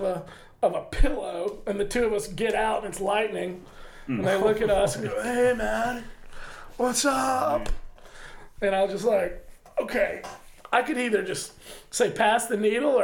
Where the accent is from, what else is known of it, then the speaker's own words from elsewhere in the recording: Augusta, Georgia, United States; I grew up in Augusta, Georgia